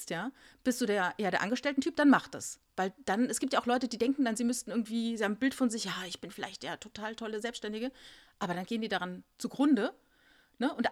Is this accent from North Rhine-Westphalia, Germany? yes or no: no; Saarland, Germany; Ich bin im Saarland geboren. Ich bin hm. eine Saarländer Mädchen.